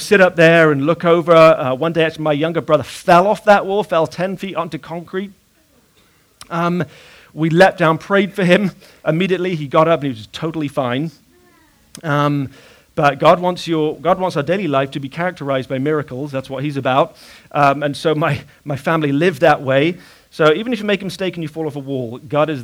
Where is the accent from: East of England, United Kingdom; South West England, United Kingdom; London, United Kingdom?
South West England, United Kingdom; Bath; When I was about 10 years old, I was living in a house in the city of Bath